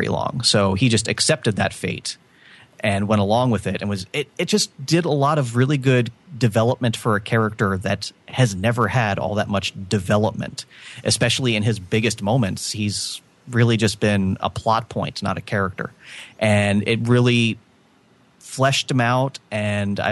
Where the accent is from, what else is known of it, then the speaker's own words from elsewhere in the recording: Georgia, United States; now in Florida, United States; I live in Florida, but I was born in Georgia, and I traveled up there quite frequently as a kid to visit my grandparents' family up there.